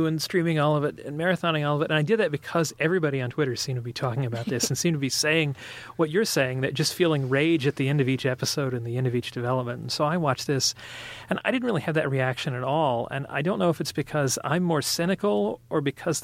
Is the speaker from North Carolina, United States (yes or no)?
yes; North Carolina, United States; I'm from North Carolina